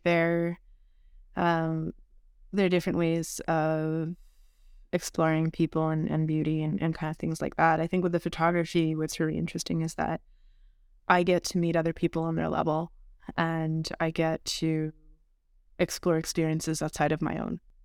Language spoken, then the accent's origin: English; Montreal, Quebec, Canada; I'm from Montreal